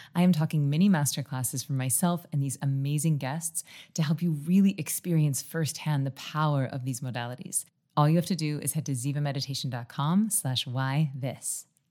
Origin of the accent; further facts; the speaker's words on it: Tallahassee, Florida, United States; I was from Tallahassee, so I didn't have to, like, change and uproot my life when I went to college